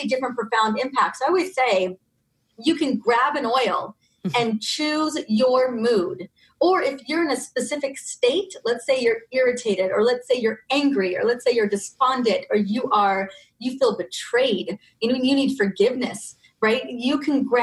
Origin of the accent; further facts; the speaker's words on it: Ventura, California, United States; I grew up in Ventura, California, and there are lemon and orange groves everywhere